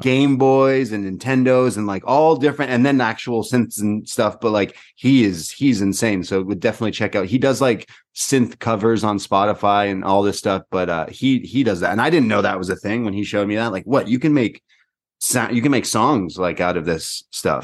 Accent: Toronto, Ontario, Canada; I'm from Toronto

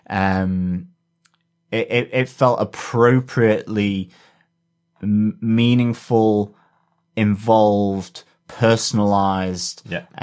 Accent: Oklahoma, United States; I'm originally from Oklahoma, and every time I hear about it, I'm freshly disgusted by the racist jerks, past and present.

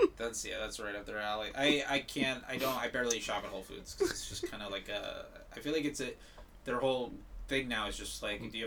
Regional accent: South Florida, United States; moved away; I'm from South Florida originally

